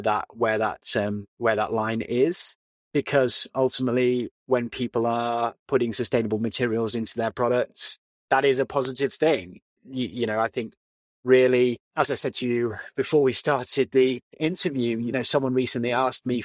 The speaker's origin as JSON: {"language": "English", "town": "Leeds", "region": "Yorkshire and the Humber", "country": "United Kingdom", "tie": "born or raised there", "moved": "yes", "said": "I grew up in Leeds, went to school in Leeds, and it was a great upbringing."}